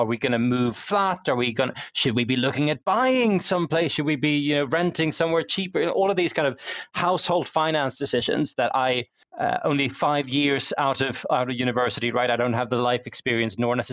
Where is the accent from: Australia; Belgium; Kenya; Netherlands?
Netherlands; now in London, United Kingdom; when I was growing up in the Netherlands